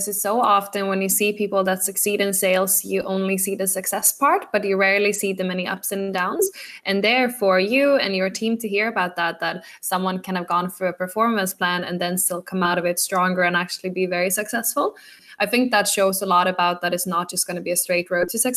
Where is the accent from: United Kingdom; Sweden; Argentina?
Sweden; moved away as an adult; now in Dublin, Ireland; my like Swedish style